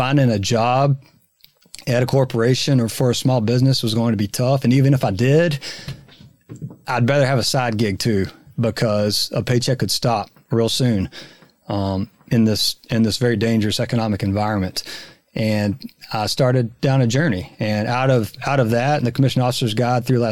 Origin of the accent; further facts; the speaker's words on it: Texas, United States; accent: Texas; my Texas accent